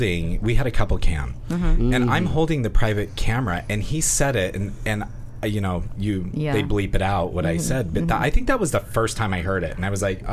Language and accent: English; Utah, United States; I'm from Utah.